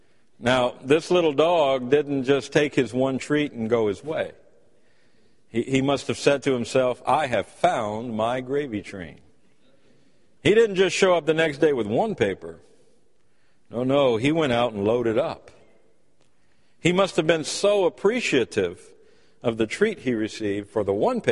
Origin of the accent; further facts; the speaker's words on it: United States; As American people